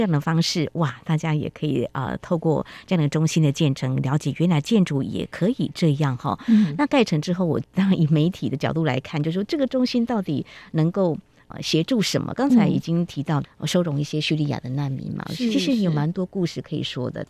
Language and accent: Chinese; Taiwan; 去那边就看到我们台湾人的元素。